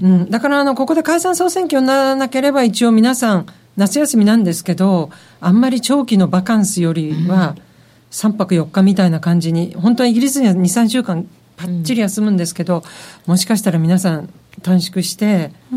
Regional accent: Japan; now in London, United Kingdom; そこは日本人なんで

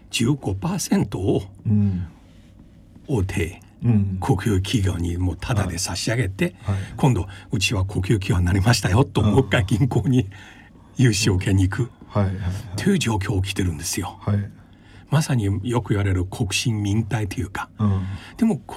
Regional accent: China; Japanese is a second language; now in Japan; 私も同じ中国出身で

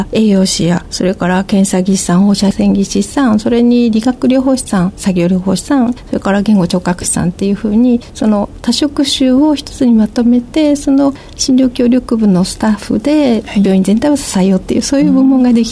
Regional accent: Ehime, Japan; moved away as an adult; now in Naruto, Japan; 私、愛媛県の出身なんですが、徳島大学の薬学部に入学しまして、で、ご縁があって、今は徳島県の鳴門市に在住しております。

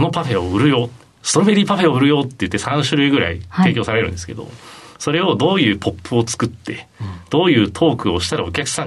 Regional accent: Tokyo, Japan; also born or lived in Nagoya / Sapporo; 父親が転勤族だったので、東京生まれだったんですけれども名古屋札幌と移り住んで、はい、小学校の中頃から東京に移り住んでる

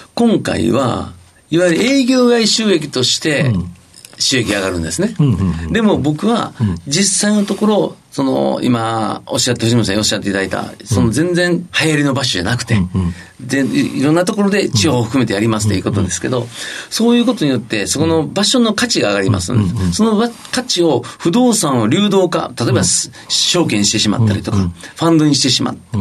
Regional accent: Kyoto, Japan; 京都生まれです。

